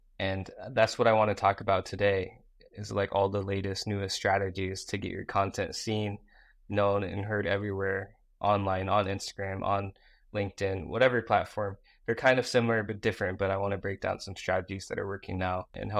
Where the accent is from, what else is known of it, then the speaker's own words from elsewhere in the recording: Iowa, United States; also born or lived in Busan, South Korea; I grew up in Busan, South Korea, and I was adopted, and I grew up in this place called Iowa, right? Middle of nowhere, from Iowa, you know, kid with a speech impediment, couldn't say the letter R